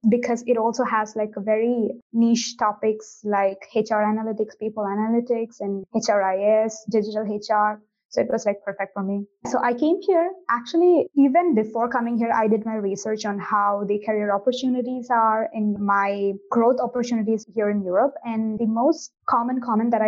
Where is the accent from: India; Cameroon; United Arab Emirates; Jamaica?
India; moved away as an adult; now in Milan, Italy; I'm originally from India